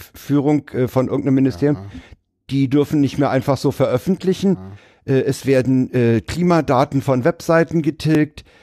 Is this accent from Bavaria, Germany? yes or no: no; Berlin, Germany; Als Westberliner